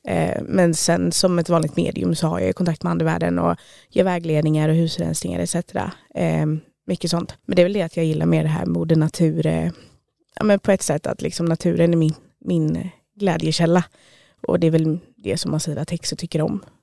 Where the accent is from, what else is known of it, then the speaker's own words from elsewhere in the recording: Stockholm, Stockholm County, Sweden; now in Trollhättan, Sweden; Jag är från Stockholm men lyckades fastna i Trollhättan